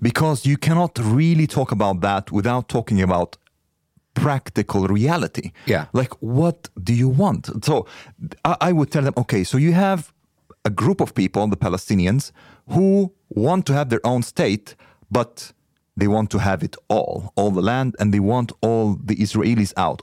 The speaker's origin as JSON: {"language": "English", "country": "Egypt", "moved": "yes", "said": "I come from Egypt"}